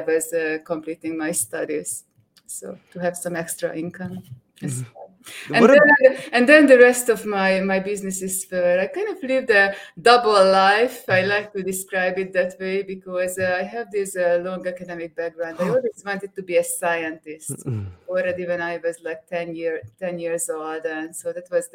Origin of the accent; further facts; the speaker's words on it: Hungary; moved away; I'm originally from Hungary in Europe